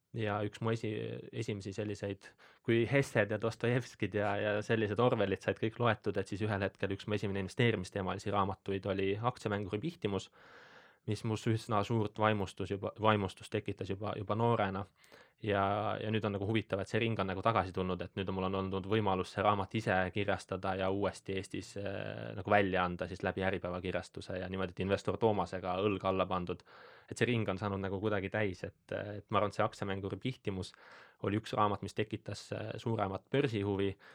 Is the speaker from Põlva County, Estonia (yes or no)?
yes; Põlva County, Estonia; ma olen äh, Äh, Põlvamaalt pärit